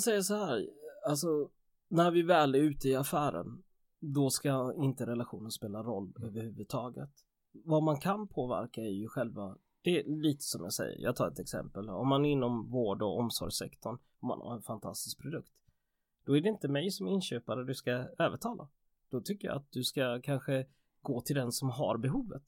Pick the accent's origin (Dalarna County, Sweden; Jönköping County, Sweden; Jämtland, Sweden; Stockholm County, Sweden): Jönköping County, Sweden; Jönköping; moved away as an adult; also born or lived in England / Piteå; Jag är ju från Jönköpingsbro från början